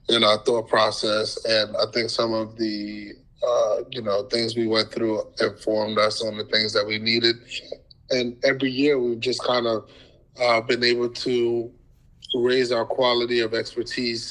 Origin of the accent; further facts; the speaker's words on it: United States; also born or lived in Ghana; growing up in America, you know, nobody understood I was Ghanaian until I told them that I was just a Black kid in America